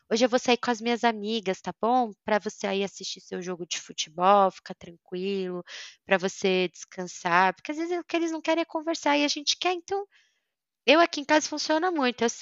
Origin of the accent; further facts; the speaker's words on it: Germany; ah, mas eu sou sincera, mas eu sou alemã.